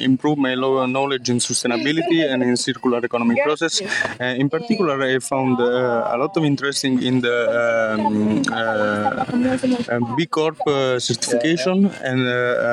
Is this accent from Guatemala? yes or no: no; Foggia, Apulia, Italy; I'm Italian and I'm from Foggia. It's a small city in Apulia region in Italy